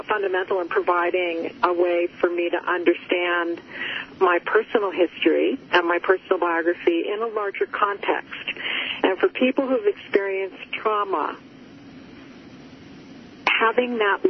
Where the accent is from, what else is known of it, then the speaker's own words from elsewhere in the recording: Cape Cod, Massachusetts, United States; I grew up on Cape Cod